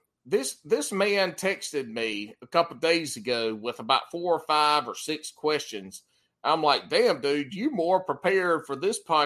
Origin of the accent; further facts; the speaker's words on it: South Carolina, United States; accent: country; now in North Carolina, United States; I grew up in Macbeth, South Carolina